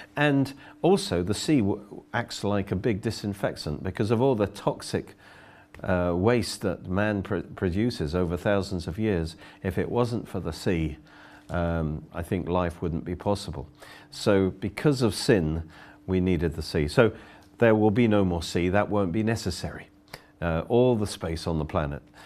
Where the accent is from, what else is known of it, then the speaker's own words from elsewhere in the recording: Oxford, South East England, United Kingdom; I come from Oxford